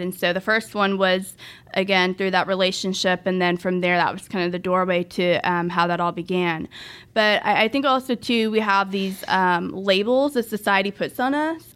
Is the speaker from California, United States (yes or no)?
no; Dallas-Fort Worth area, Texas, United States; also born or lived in Russia; I grew up basically in the D F W area my whole life, so I'm really familiar with Grapevine, South Lake